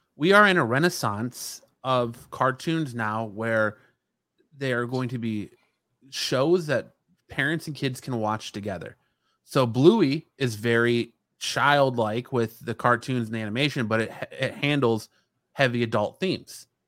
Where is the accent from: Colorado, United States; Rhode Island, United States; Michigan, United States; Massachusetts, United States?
Michigan, United States; now in Phoenix, United States; the transplants we're getting from Michigan, like myself